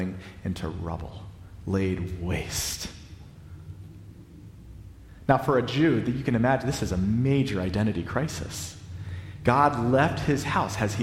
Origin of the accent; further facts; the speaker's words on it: the South, United States; I'm a Southerner.